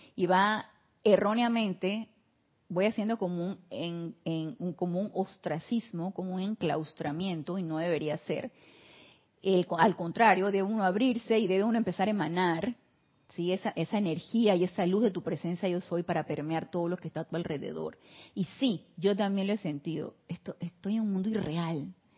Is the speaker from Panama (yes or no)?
yes; Panama; somos sangre latina, tropicales, acá en Panamá